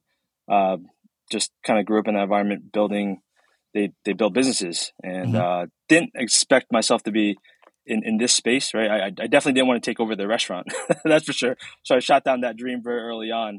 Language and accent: English; Philadelphia, Pennsylvania, United States; also born or lived in New York; lived there my whole life in this area.